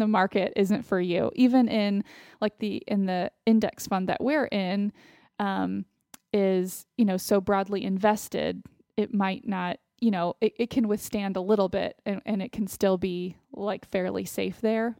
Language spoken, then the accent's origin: English; Austin, Texas, United States; moved away; living in Austin, my hometown